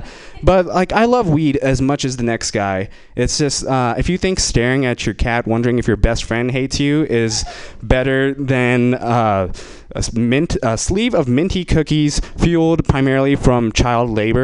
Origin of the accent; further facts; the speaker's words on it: India; I'm Indian, and I will be exploiting that for this next joke.